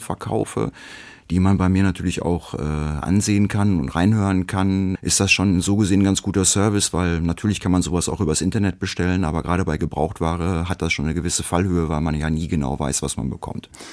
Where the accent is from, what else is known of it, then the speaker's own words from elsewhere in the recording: Hamm, North Rhine-Westphalia, Germany; moved away as an adult; now in Dortmund, Germany; Meine Geburtsstadt Hamm